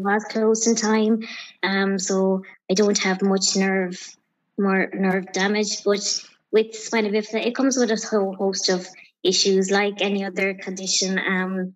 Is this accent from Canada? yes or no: no; County Clare, Munster, Ireland; I'm from County Clare.